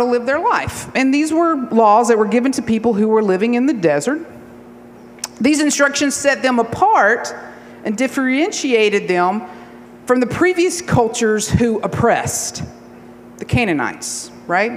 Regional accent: Appalachia, Georgia, United States; I'm 8 generations from Georgia

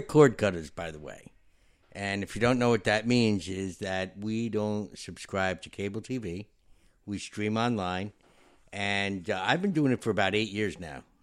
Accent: New York, United States; I'm a New Yorker

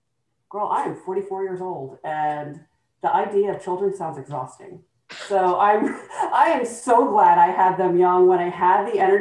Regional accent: Columbus, Georgia, United States; also born or lived in Texas; I was born in Georgia. I spent most of my life in Texas. I'm from Columbus, Georgia.

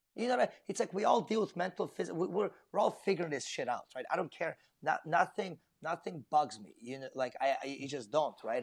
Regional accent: Vancouver, British Columbia, Canada; it is my hometown

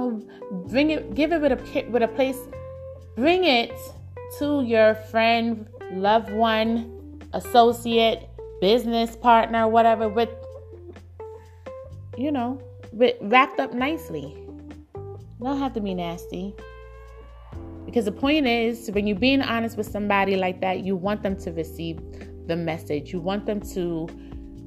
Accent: New York City, New York, United States; growing up in Brooklyn

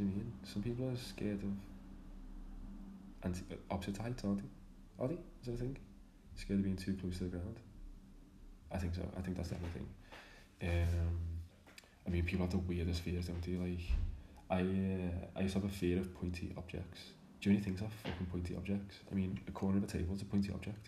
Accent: Liverpool, North West England, United Kingdom; I'm from Liverpool, if you can't tell by my accent.

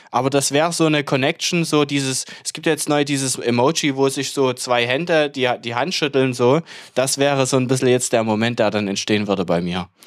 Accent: Germany; als, als Deutsche, so von wegen, die ja immer ja

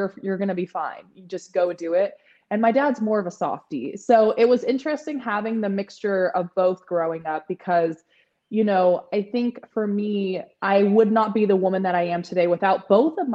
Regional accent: San Francisco Bay Area, California, United States; I was born and raised in San Francisco Bay Area in California

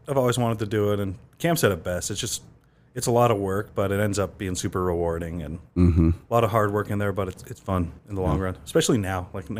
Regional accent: Utah, United States; growing up in Utah.

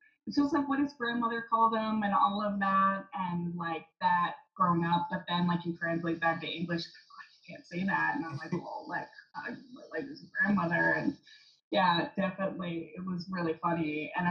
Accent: San Diego, California, United States; I grew up in San Diego, where we have such a big Mexican population.

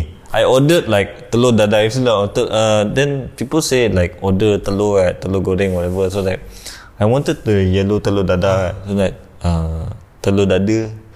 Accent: Sarawak, Malaysia; moved away as an adult; now in Kuala Lumpur, Malaysia; I'm from Sarawak

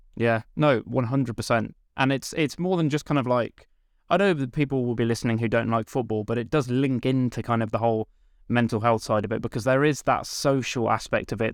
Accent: Stratford-upon-Avon, West Midlands, United Kingdom; I'm from Stratford upon Avon in Warwickshire

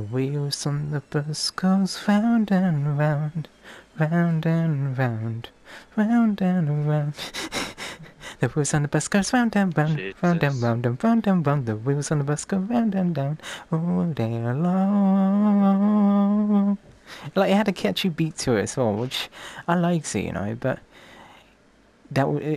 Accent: England, United Kingdom; I come from England

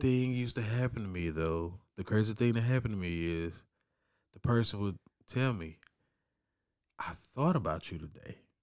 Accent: Orange, Texas, United States; growing up in Orange

